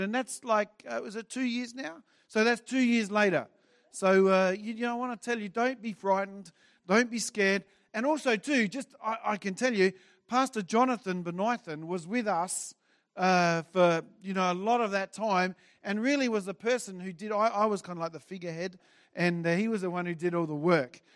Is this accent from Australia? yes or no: yes; Adelaide, South Australia, Australia; moved away as an adult; now in Brisbane, Australia; I grew up in Adelaide. I was here for forty-eight years